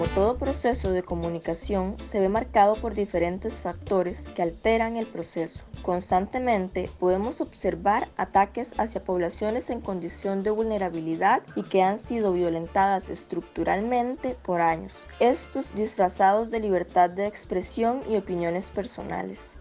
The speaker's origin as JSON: {"language": "Spanish", "area": "Garabito", "region": "Puntarenas", "country": "Costa Rica", "said": "soy de Garabito"}